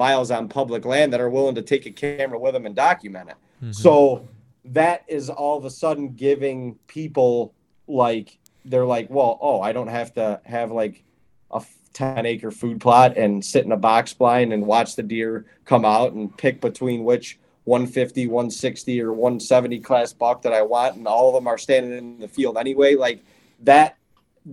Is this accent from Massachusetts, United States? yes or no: no; Ohio, United States; also born or lived in Western New York; when I was growing up in Ohio